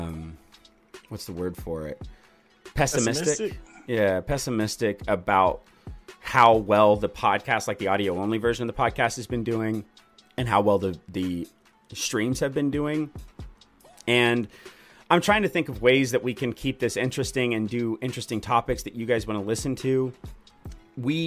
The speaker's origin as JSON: {"language": "English", "town": "Houston", "region": "Texas", "country": "United States", "tie": "born or raised there", "said": "I grew up in Houston"}